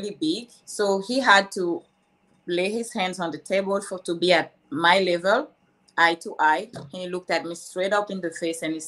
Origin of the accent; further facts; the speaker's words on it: Cameroon; first language French; English is a second language; moved away as an adult; now in California, United States; I'm originally from Cameroon.